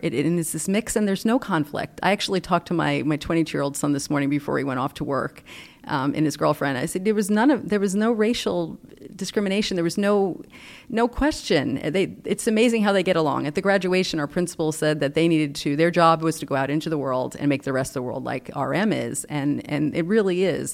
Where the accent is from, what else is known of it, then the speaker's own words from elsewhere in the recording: North Bergen, New Jersey, United States; now in Rockville, United States; I grew up in North Bergen, New Jersey, actually, right outside the Lincoln Tunnel